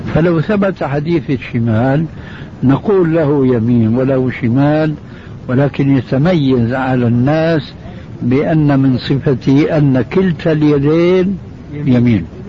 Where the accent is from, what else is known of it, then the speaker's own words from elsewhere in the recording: Syria; عندنا في سوريا